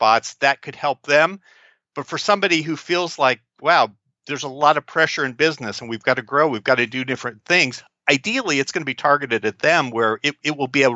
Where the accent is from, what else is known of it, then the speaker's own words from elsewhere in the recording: Kansas City, Missouri, United States; we're both from Kansas City